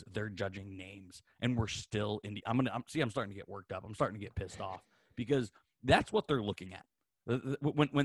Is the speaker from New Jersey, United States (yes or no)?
no; South Bend, Indiana, United States; moved away; also born or lived in Pittsburgh; I grew up in South Bend